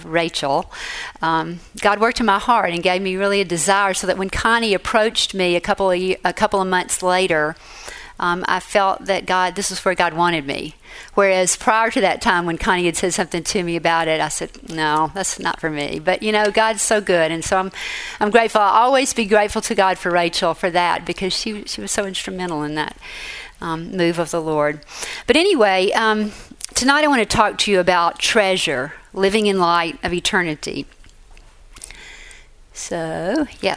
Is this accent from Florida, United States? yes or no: no; Mississippi, United States; moved away as an adult; also born or lived in Boston; My home state is Mississippi